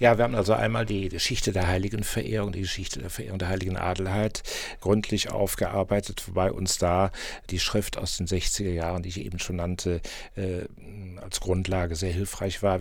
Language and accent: German; Bonn, North Rhine-Westphalia, Germany; Ich bin Bonner und als Bonner fühlt man sich natürlich dem Pützensmarkt verbunden.